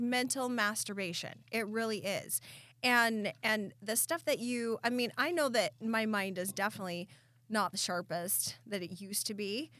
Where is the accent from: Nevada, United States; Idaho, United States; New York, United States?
Idaho, United States; Southeast; now in Meridian, United States; I grew up in Southeast Idaho where it's a constant blow